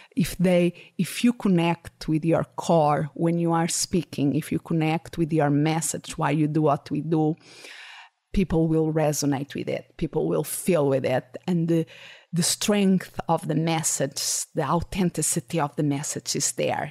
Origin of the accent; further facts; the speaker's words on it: Portugal; English is a second language; moved away as an adult; also born or lived in Salamanca, Spain; now in Phoenix, United States; I moved back to Portugal. That was my, it's my country of origin